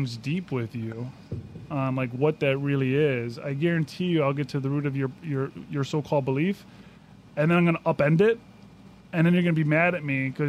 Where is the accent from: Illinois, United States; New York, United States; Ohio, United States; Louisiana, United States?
Illinois, United States; Chicago; moved away as an adult; growing up in Chicago